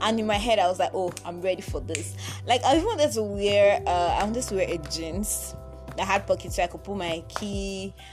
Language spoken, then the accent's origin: English; Ekiti, Nigeria; now in Lagos, Nigeria; So I was born in Lagos, and yeah, I was in Lagos for about 8 years, but my parents, and then we left Lagos, like we moved to Ekiti State